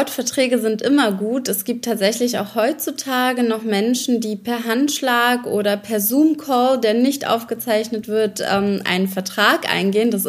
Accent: Ukraine; now in Germany; Ich komme ursprünglich aus der Ukraine, bin eigentlich Berlinerin seit, ich glaube, ähm, seit meiner Migration fast äh, 27 Jahre

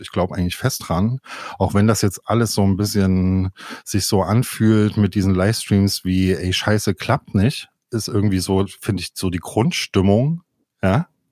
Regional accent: Leipzig, Saxony, Germany; ich komme ja aus Leipzig

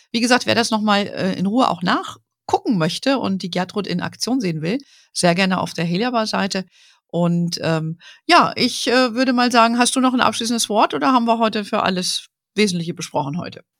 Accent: Germany

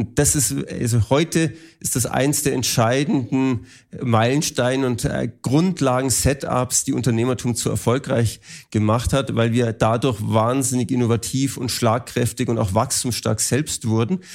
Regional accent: Germany; als Deutsche und Europäer

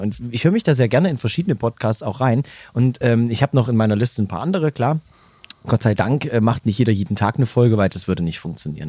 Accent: Saxony, Germany; accent: Saxon; moved away; also born or lived in Bavaria; Ich bin gerne in Sachsen geboren. Ich wohnte sehr gerne da.

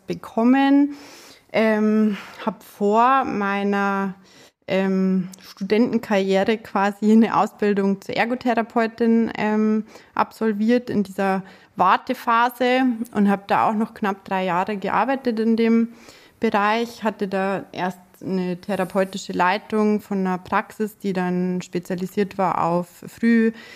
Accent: Munich, Bavaria, Germany; accent: Bavarian; Ich komme aus München, aus dem ja, schönen Bayern. Ähm, ich versuche mich jetzt auch mit dem Dialekt ein bisschen zurückzuhalten

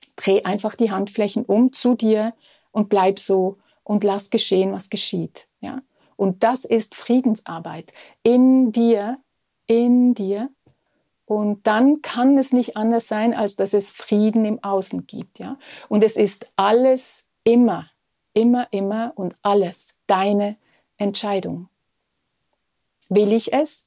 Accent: Switzerland; Bei uns in der Schweiz

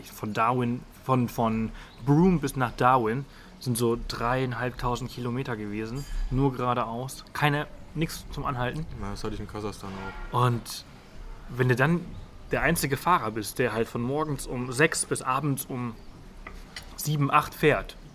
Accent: Spain; Ich meine, ich komme ja auch aus Spanien.

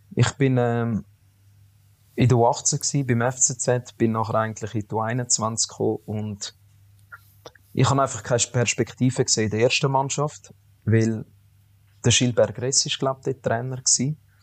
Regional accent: Zurich, Switzerland; ich bin in der Stadt Zürich aufgewachsen

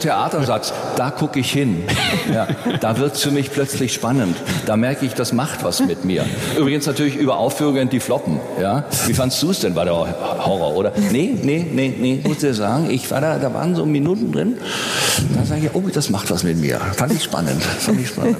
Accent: Nürtingen, Baden-Württemberg, Germany; ich bin in Nürtingen aufgewachsen

